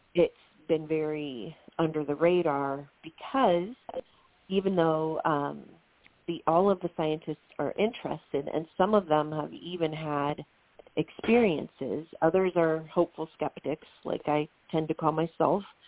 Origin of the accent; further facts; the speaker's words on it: Ohio, United States; I'm this teacher from Ohio